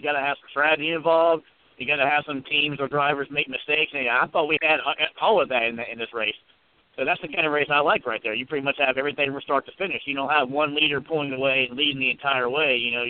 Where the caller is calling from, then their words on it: Virginia, United States; calling from Virginia.